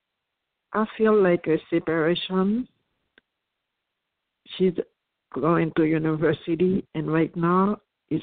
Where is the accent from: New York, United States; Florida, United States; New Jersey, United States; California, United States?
Florida, United States; I'm from Florida.